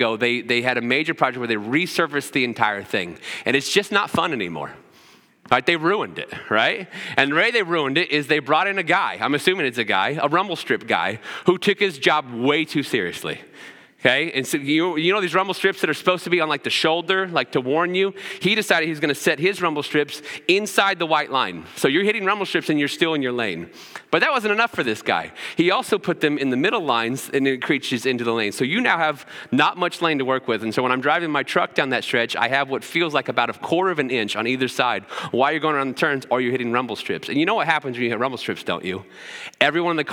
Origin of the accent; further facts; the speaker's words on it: Cloverdale, Indiana, United States; I grew up in Putnam County. I grew up in a little town called Cloverdale